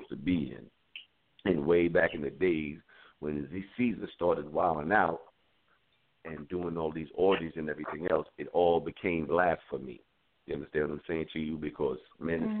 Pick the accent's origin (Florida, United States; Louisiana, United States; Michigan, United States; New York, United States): New York, United States; New York City; I'm born and raised in the South Bronx